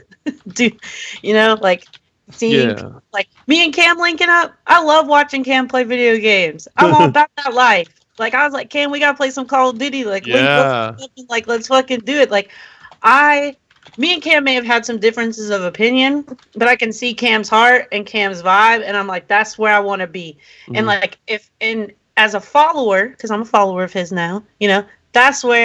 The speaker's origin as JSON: {"language": "English", "town": "Rockville", "region": "Maryland", "country": "United States", "tie": "born or raised there", "also_born_or_lived": "Washington, D.C.", "said": "I'm from Rockville, Maryland."}